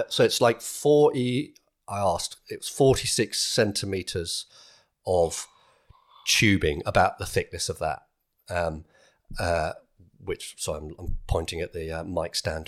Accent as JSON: {"language": "English", "country": "United Kingdom", "said": "being British"}